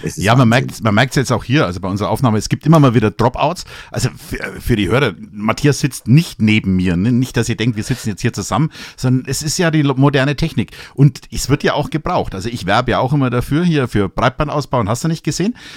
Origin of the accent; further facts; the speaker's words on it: Franconia / Upper Palatinate, Bavaria, Germany; wir vielleicht als, als Franken, als Oberpfälzer